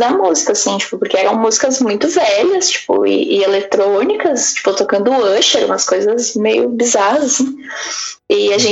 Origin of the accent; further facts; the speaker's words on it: Brazil; eu e todas as minhas amigas brasileiras, como bons brasileiros, a gente uhum. não ia passar o carnaval em casa.